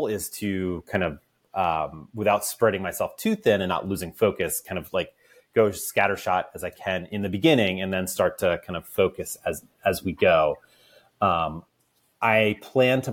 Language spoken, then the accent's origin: English; right outside of Baltimore, Maryland, United States; I grew up right outside of Baltimore